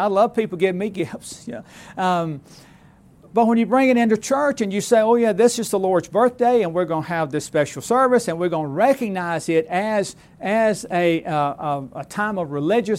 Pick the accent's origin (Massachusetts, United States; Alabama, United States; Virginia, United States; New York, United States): Alabama, United States; once it happened where I grew up in South Alabama.